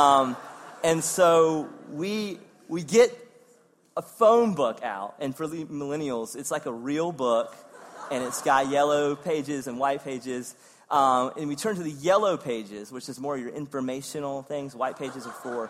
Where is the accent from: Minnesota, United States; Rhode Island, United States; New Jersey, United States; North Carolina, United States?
North Carolina, United States; Eastern; also born or lived in Wake Forest, North Carolina; growing up in Eastern North Carolina